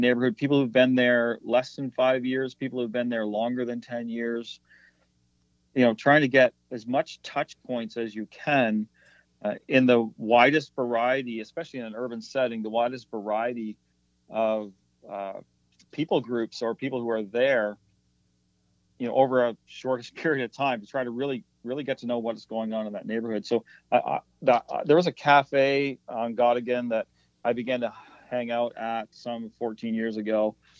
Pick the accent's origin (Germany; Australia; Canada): Canada; the Maritimes; It's very different than what I grew up with in the Maritimes, very different than what my wife knew as well.